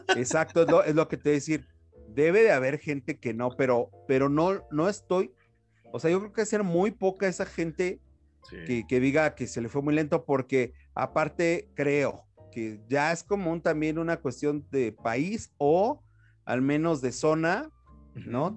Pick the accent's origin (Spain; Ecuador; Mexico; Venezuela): Mexico; como mexicanos